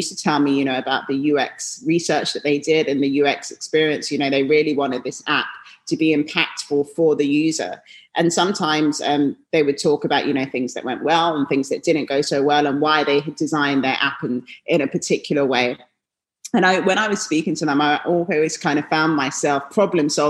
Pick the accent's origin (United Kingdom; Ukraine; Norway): United Kingdom; London; moved away as an adult; now in New York, United States; I grew up in London